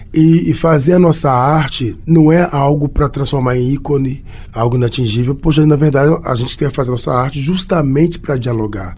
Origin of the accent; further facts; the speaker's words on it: Belo Horizonte, Minas Gerais, Brazil; Eu sou nascido e criado em Belo Horizonte